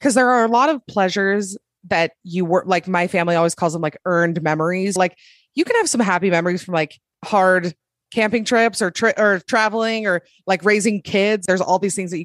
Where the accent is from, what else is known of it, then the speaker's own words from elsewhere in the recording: Utah, United States; also born or lived in Salt Lake City, Utah; I'm from Utah. I live in Salt Lake.